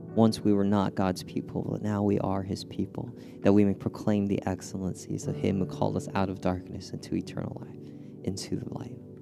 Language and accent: English; California, United States; moved away; I'm from California